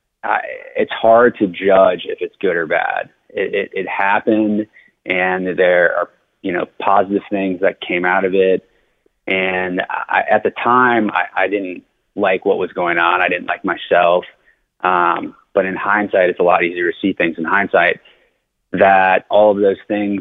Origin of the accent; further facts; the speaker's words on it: Cincinnati, Ohio, United States; also born or lived in Denver, Colorado; I grew up on the east side of Cincinnati in High Park